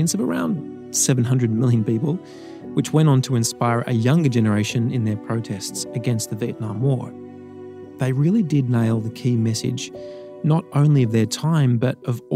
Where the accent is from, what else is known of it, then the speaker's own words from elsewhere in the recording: Sydney, New South Wales, Australia; growing up in Sydney